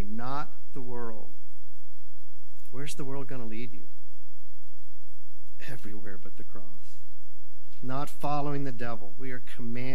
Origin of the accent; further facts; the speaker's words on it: the South, United States; moved away; I came from the South